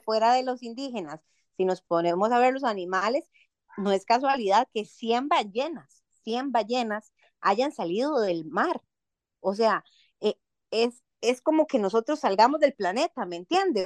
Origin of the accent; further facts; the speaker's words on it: Costa Rica; nosotros como costarricenses